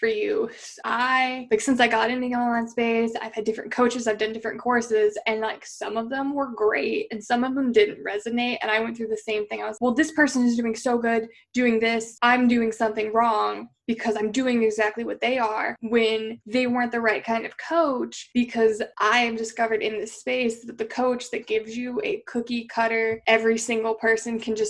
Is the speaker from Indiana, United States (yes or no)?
no; Eugene, Oregon, United States; moved away; Nike was born in my hometown